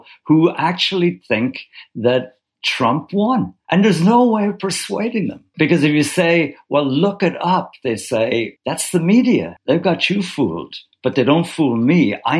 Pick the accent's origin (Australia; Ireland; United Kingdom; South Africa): Ireland; now in New York, United States